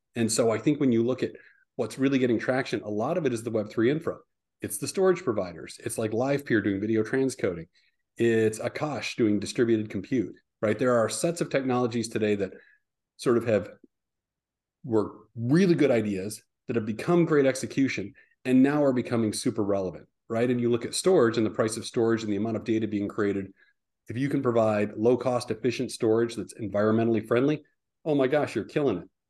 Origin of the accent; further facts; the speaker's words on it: Midwest, United States; moved away; I'm originally a Midwesterner